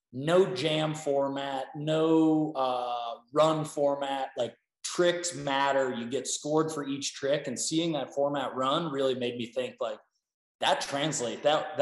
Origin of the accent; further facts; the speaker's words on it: Pittsburgh, Pennsylvania, United States; moved away as an adult; also born or lived in Salt Lake City, Utah; born and raised in Pittsburgh, Pennsylvania, grew up rail skiing out there, moved to Salt Lake to go to school at the University of Utah